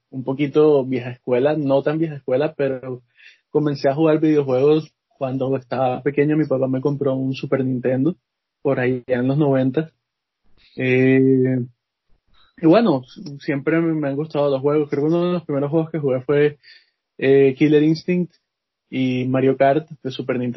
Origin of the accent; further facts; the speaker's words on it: Barranquilla, Atlántico, Colombia; moved away as an adult; now in Canada; soy de Barranquilla, Colombia.